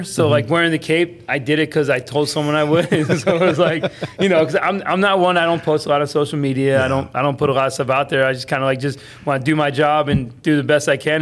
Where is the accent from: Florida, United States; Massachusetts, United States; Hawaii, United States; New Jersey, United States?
Florida, United States; Palm Coast; also born or lived in Cleveland, Ohio; I grew up in Palm Coast